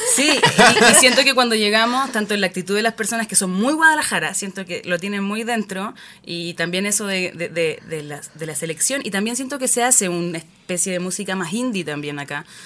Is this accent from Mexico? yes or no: no; Chile; en Chile tenemos